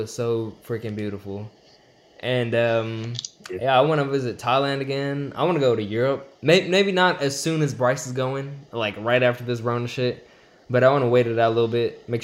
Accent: Chennai, Tamil Nadu, India; now in United States; I'm from Chennai, India, south side next to the beach. And yeah, I've been in America for like 15 years.

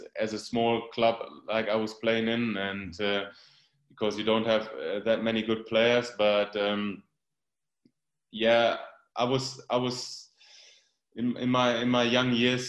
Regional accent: Germany; It's like 90 kilometers away, like about 60 miles away from my hometown. But of course, it was a dream move coming from a small village like me, and then moving to Dortmund.

